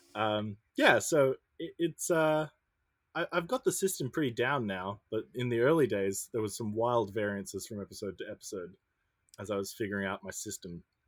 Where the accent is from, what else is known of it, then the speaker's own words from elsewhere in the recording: Brisbane, Queensland, Australia; moved away; I'm from Brisbane, Australia